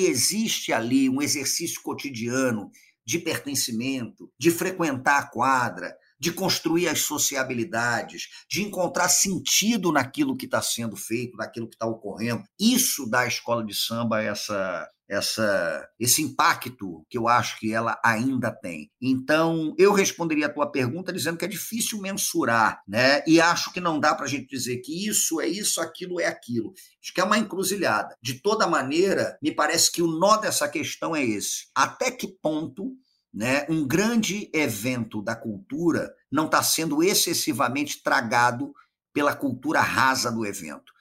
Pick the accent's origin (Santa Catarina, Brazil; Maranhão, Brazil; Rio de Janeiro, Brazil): Rio de Janeiro, Brazil; eu sou um sujeito nascido e criado no Rio de Janeiro